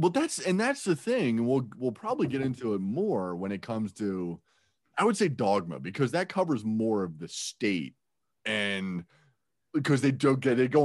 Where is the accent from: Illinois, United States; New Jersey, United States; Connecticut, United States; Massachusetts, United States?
New Jersey, United States; I would say I'm from New Jersey, but like, oh, where? I'd be like, well, just outside of Philadelphia